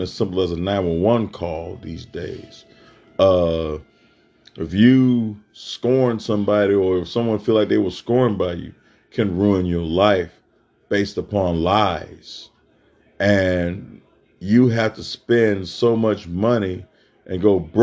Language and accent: English; Mississippi, United States; moved away as an adult; now in Texas, United States; Being born and raised in Mississippi and coming out here to Texas over 30 years ago